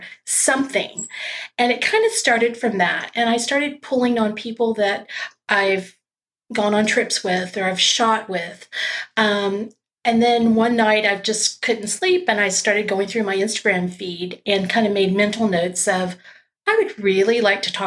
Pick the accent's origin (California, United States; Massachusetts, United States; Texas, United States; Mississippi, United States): Texas, United States; South; now in Austin, United States; I grew up in South Texas